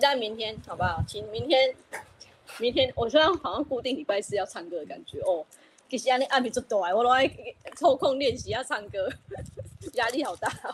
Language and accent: Chinese; Houli, Taichung, Taiwan; 我们后里，呃，务农的特别多啦